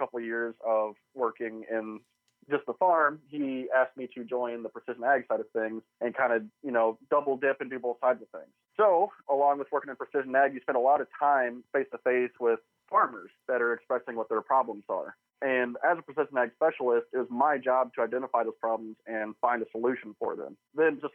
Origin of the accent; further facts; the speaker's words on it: Eastern Iowa, United States; I live in Eastern Iowa. I grew up here in Eastern Iowa